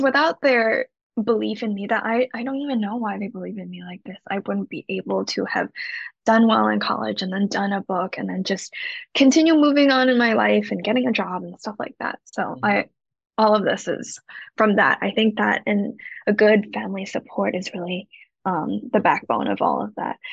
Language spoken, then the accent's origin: English; Shanghai, China; moved away as an adult; also born or lived in Hong Kong / Rhode Island, United States; now in Los Angeles, United States; my parents are from Hong Kong, but I was raised in Shanghai and now I live here